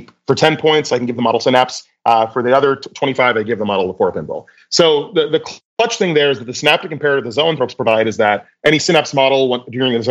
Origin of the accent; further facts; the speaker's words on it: Austin, Texas, United States; I am from Austin, Texas, born and raised